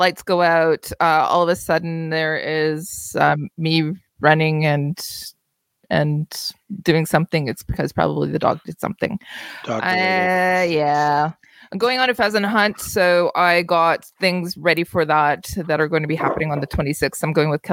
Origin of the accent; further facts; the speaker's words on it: Kingston, Ontario, Canada; my hometown of Kingston